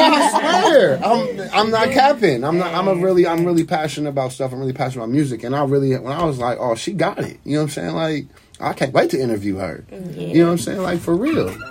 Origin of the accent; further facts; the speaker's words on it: Ohio, United States; I am from Ohio